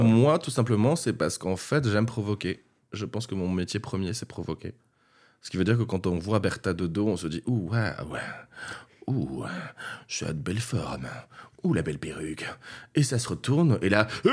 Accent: Castres, Occitania, France; je viens du sud de la France, du Tarn, de Castres plus exactement, à côté de Toulouse

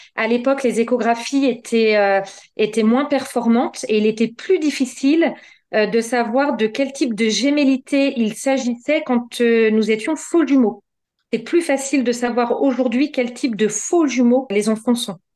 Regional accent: Normandy, France; je suis normande, j'habite à Tuissignol euh, un petit village dans le département de l'Eure

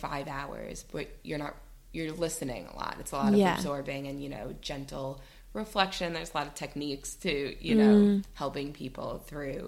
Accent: New York, United States; moved away as an adult; now in United Kingdom; I'm from New York, but I moved here 6 years ago

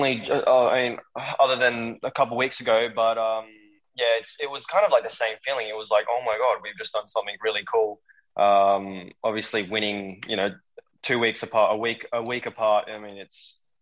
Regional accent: Australia; we're both Australian

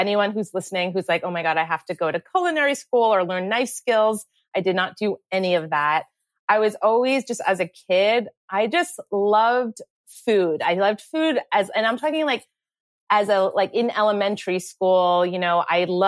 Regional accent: United States; we grew up right outside New York City

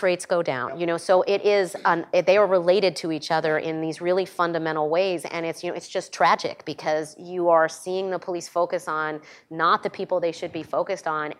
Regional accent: New York, United States; my home state of New York

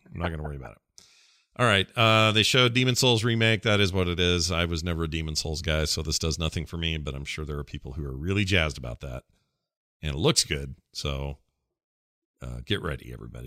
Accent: Salt Lake City, Utah, United States; it's like Salt Lake City. Said it was, it was my hometown

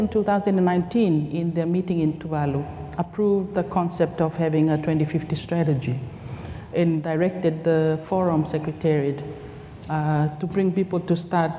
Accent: Tonga; moved away as an adult; now in Fiji; I'm from Tonga. I moved to work in Fiji in 2018

